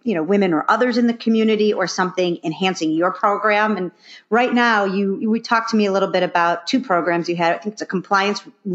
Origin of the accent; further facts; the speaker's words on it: Buffalo, New York, United States; growing up in Buffalo